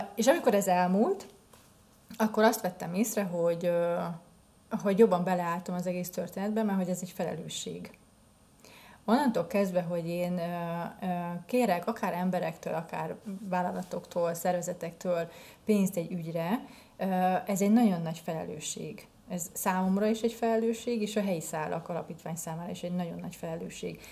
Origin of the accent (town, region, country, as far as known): Nyíregyháza, Szabolcs-Szatmár-Bereg, Hungary